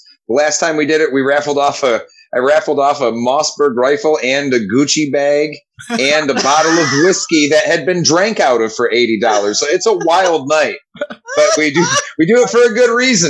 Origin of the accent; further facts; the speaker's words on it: Everett, United States; I'm hosting a show in my hometown called The Everett Promise.